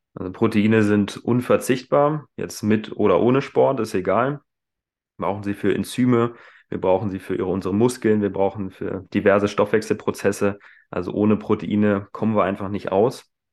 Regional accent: Hanover, Lower Saxony, Germany; moved away as an adult; also born or lived in Hildesheim; Ursprünglich komme ich aus Hannover, bin also nicht weit, weit weggekommen

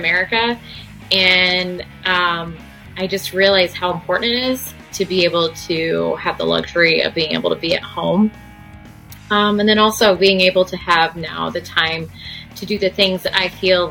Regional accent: Fishers, Indiana, United States; I moved to Fishers when I was in fifth grade. So I moved from Pike Township, which is Indianapolis, to Fishers

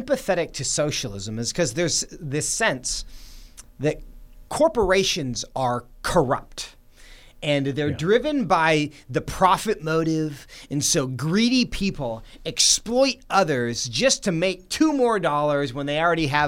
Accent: Seattle, Washington, United States; My hometown is Seattle

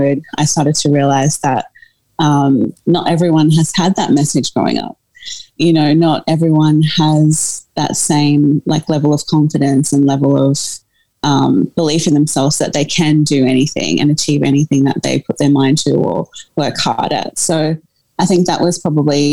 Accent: Australia; also born or lived in South Africa; I was born in South Africa and moved to Australia when I was a baby with my family.

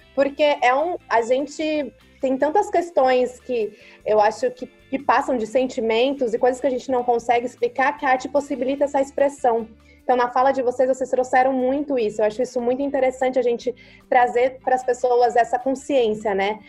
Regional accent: Brazil; moved away; eu carrego como brasileira

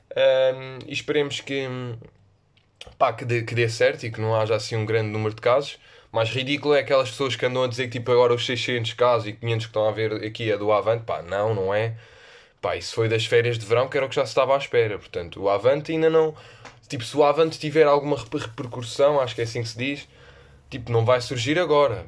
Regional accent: Lisbon, Portugal; eu sou do, de Lisboa

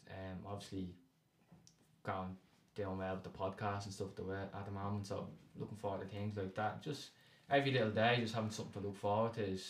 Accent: Dublin, Leinster, Ireland; I'm 19 from Ringsend.

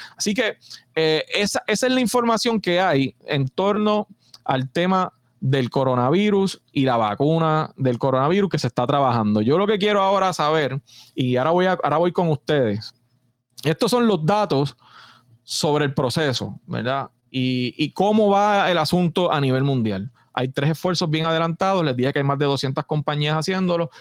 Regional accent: Puerto Rico

